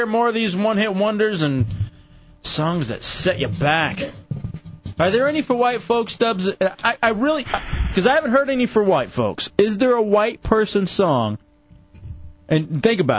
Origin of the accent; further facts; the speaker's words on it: Texas, United States; I'm from Texas